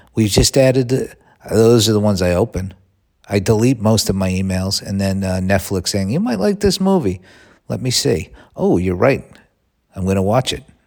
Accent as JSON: {"language": "English", "country": "United States"}